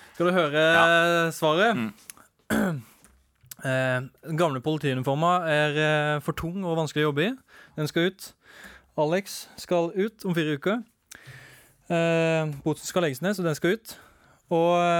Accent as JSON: {"language": "Norwegian", "town": "Arendal", "region": "Agder", "country": "Norway", "said": "jeg er jo fra Arendal, så jeg må nesten spørre Hvorfor valgte dere dialekta mi"}